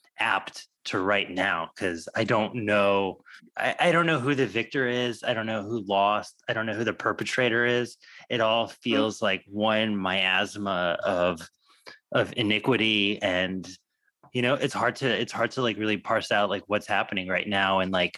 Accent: United States; at least as an American

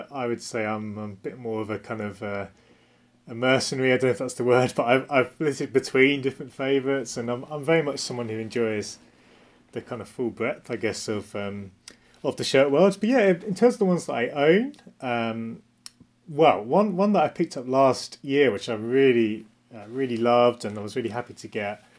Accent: Essex near Southend, East of England, United Kingdom; I grew up in Essex near Southend.

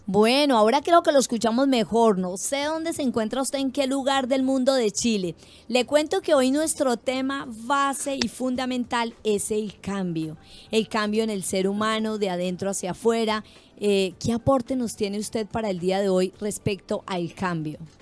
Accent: Colombia; como colombianos

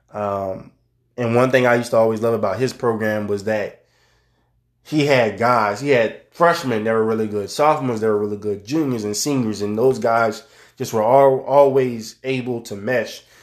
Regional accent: New Orleans, Louisiana, United States; my hometown of New Orleans

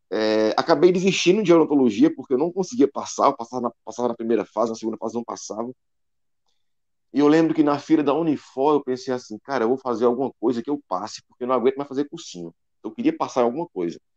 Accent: Juazeiro do Norte, Ceará, Brazil; now in Fortaleza, Brazil; eu sou de Juazeiro do Norte, por isso …, que acho que boa parte dos que nascem aqui

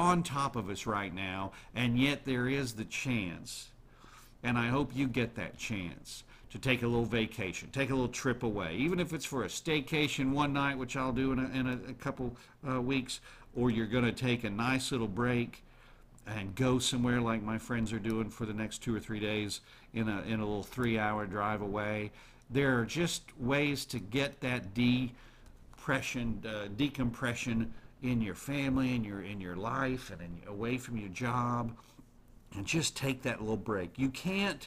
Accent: United States; I was born in America

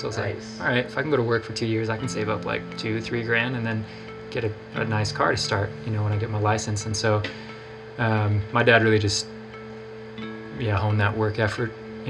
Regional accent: Colorado, United States; also born or lived in Wisconsin; I grew up in Colorado. I mean, we moved from Wisconsin right after I was born. You know, I was maybe 8 when we moved back here.

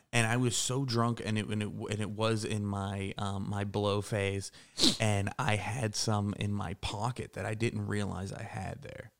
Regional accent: Pittsburgh, Pennsylvania, United States; moved away; also born or lived in Morgantown, West Virginia; I grew up in Pittsburgh, and I went to W V U

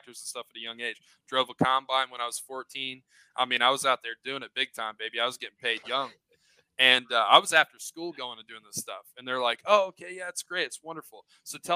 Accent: Southern Indiana, United States; I'm from Indiana, Southern Indiana

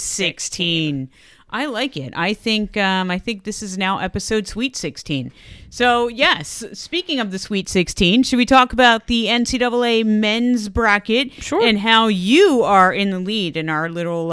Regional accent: New Jersey, United States; We're from Jersey

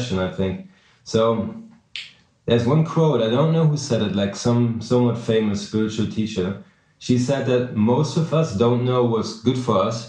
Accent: Germany; moved away as an adult; also born or lived in New York City; I'm from Germany, but I made it to New York City at a young age

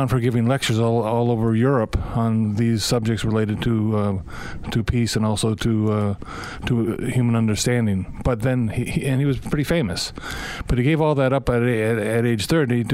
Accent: Ohio, United States; I grew up in Ohio in kind of a Norman Rockwell kind of situation

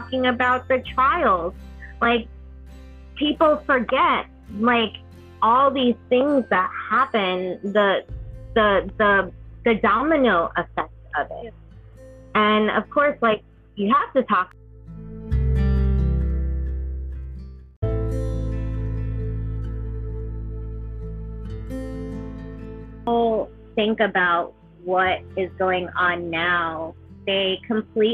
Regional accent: New York, United States; moved away as an adult; also born or lived in Alabama; I grew up in New York

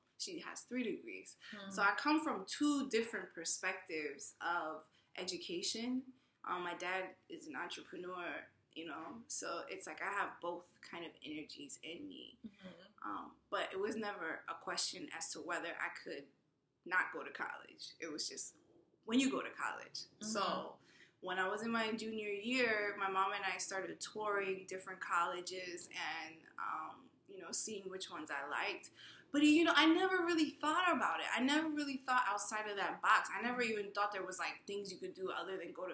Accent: New York City, New York, United States; I'm from New York City. I grew up here, born and raised, went to school here

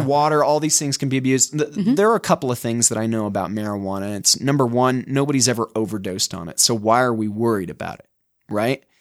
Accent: Utah, United States; accent: Utah; my Utah accent

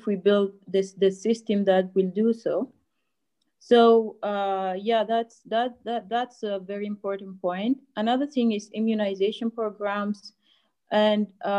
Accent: South Sudan; now in Egypt; from South Sudan, actually. We're not from Sudan

